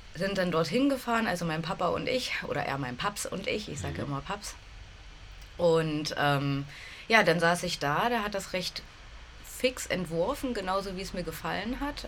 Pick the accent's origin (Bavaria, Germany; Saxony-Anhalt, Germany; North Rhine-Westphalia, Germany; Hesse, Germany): Saxony-Anhalt, Germany; bin in Sachsen-Anhalt aufgewachsen, in einer kleinen Stadt, die mhm. genau zwischen Halle und Magdeburg liegt